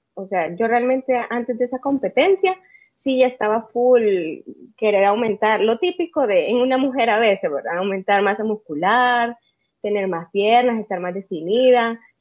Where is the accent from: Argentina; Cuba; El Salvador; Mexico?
El Salvador; Yo soy de El Salvador, como bien dice, yo, yo nací acá, vivo acá también